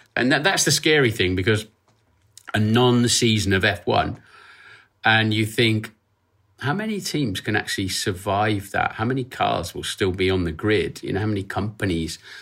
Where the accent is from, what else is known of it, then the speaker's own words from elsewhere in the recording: Norfolk, East of England, United Kingdom; I was born in Norfolk, uh, which is a, a bit up from Cambridge in the eastern part of the U K. I'm a country boy, and I still live five miles away from where I was born